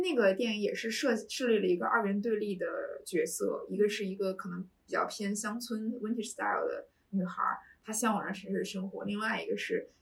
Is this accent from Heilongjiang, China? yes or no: yes; Harbin, Heilongjiang, China; moved away as an adult; also born or lived in Syracuse, United States; now in Beijing, China; 我从小在东北长大， 嗯 哈尔滨这个城市，然后冬天的那种肃杀感，在我的童年印象里面非常深刻